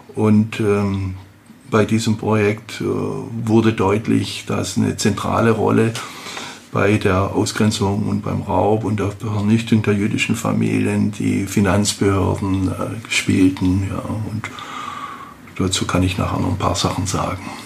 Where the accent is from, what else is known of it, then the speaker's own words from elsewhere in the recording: Horb am Neckar, Baden-Württemberg, Germany; ich komme aus Horb am Neckar